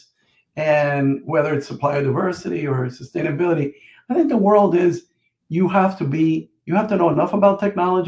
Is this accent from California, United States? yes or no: no; Jersey City, New Jersey, United States; growing up in Jersey City, New Jersey